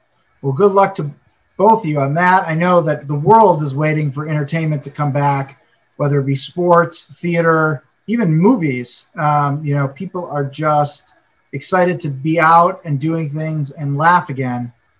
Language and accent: English; Chicago, Illinois, United States; now in Minnesota, United States; I'm originally from Chicago. I'm currently in Minnesota.